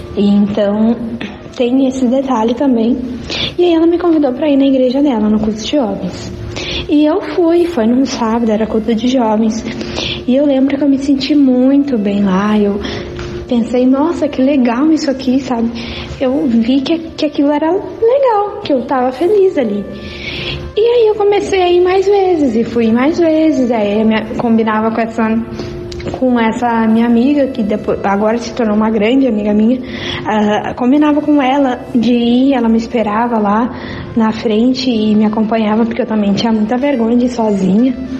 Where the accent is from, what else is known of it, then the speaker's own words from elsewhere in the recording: Arroio dos Ratos, Rio Grande do Sul, Brazil; also born or lived in Cachoeirinha; eu sou de Arroio dos Ratos, sou natural de Arroio dos Ratos